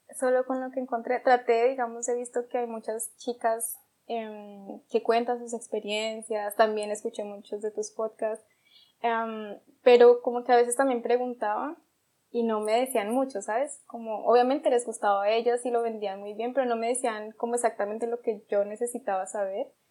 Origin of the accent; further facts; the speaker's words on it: Bogotá, Colombia; moved away as an adult; also born or lived in Popayán, Cauca, Colombia; now in Germany; yo soy de Popayán, es una ciudad al sur de Colombia, pero desde los 8 años eh, vivo en Bogotá, o no, viví en Bogotá